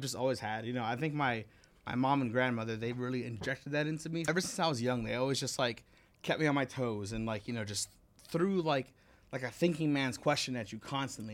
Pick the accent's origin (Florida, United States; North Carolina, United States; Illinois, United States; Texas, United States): Florida, United States; Miami; also born or lived in New York / Oklahoma; now in Las Vegas, United States; I was born in New York. I moved to Miami when I was, like, four years old.